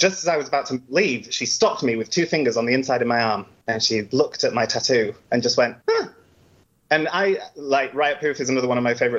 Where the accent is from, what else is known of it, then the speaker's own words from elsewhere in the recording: London, United Kingdom; I am a Londoner.